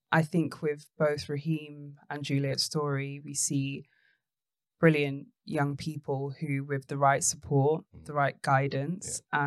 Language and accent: English; London, United Kingdom; I grew up in Tottenham